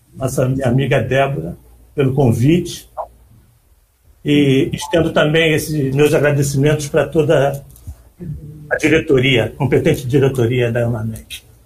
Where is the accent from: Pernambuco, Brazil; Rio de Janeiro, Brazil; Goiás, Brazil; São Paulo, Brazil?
Rio de Janeiro, Brazil; Eu nasci na Penha